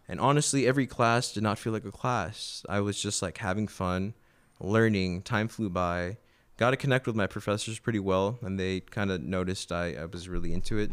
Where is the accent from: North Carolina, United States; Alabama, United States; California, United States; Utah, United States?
California, United States; San Fernando Valley; also born or lived in Manhattan, New York / Burbank / North Hollywood; I grew up in San Fernando Valley